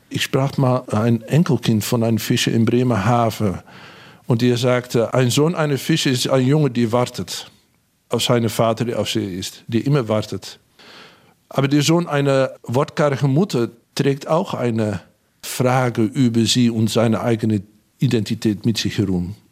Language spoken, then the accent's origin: German; Hengelo, Overijssel, Netherlands; Ich bin an der Grenze aufgewachsen, in Hengelo, in Bukelow, nähe zu Gronau und Bad Bentheim.